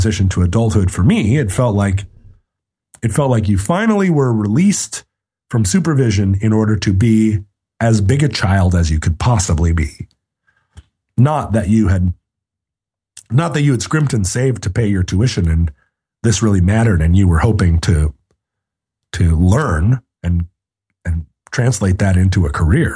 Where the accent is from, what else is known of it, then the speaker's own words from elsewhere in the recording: Anchorage, Alaska, United States; I grew up in Anchorage, Alaska in the 1970s